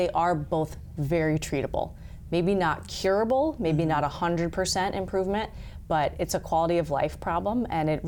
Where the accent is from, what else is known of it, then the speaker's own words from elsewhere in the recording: Virginia, United States; moved away as an adult; also born or lived in Los Angeles, California; now in Sioux Falls, United States; I grew up in Virginia